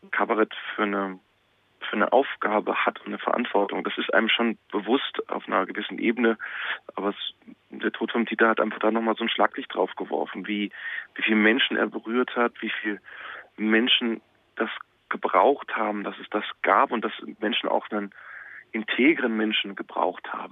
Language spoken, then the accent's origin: German; Munich, Bavaria, Germany; born there; geboren in München, also das hilft dem Dialekt jetzt auch nicht unbedingt.